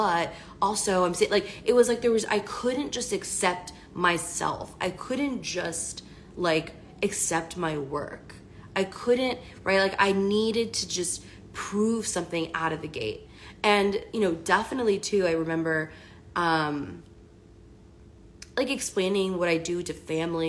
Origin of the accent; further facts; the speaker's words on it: Washington, District of Columbia, United States; I'm from the East Coast, from the DC area.